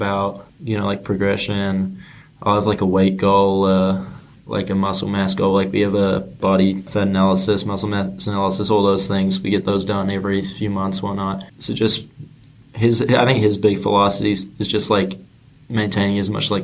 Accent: Auckland, New Zealand; moved away as an adult; now in United States; I grew up in Auckland

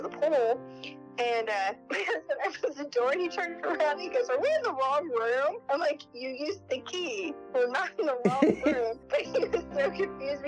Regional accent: Central Ohio, United States; I'm from Central Ohio

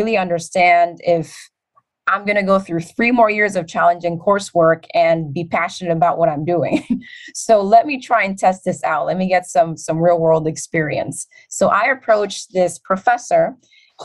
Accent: New York City, New York, United States; when I was 9 years old growing up in the Bronx

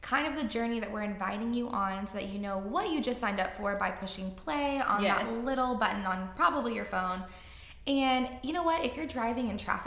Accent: Southlake, Texas, United States; Southlake, which is my hometown

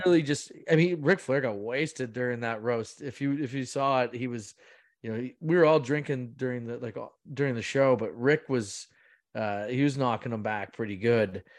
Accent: Bracebridge, Ontario, Canada; I'm from Bracebridge, I'm from Muskoka

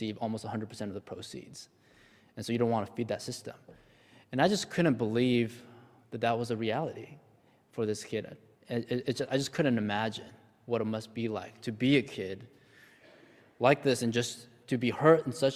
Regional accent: United States; I was born in the States and I grew up in a relatively privileged household

